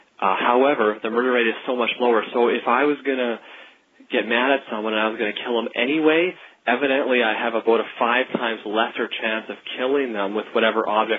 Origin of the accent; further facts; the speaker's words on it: Canada; I'm from Canada.